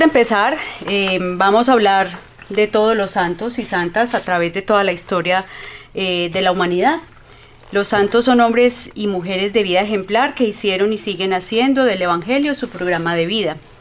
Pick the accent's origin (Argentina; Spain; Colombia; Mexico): Colombia; now in Canada; Somos de Colombia